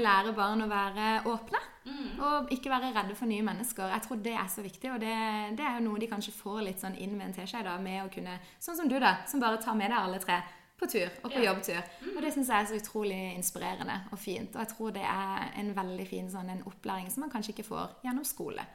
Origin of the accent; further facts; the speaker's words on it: Kristiansand, Agder, Norway; jeg er født og oppvokst her i Kristiansand.